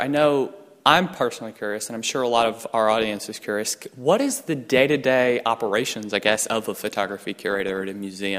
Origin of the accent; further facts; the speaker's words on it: Atlanta, Georgia, United States; It's in Atlanta, Georgia, my hometown.